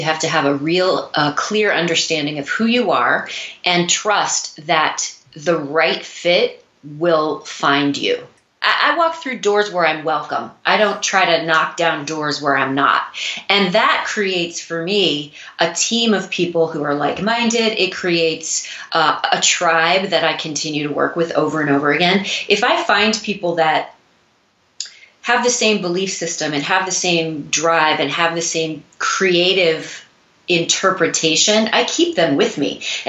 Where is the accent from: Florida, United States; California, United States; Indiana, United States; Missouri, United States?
Missouri, United States; now in New York City, United States; I moved to New York City from Missouri to pursue a career in dance.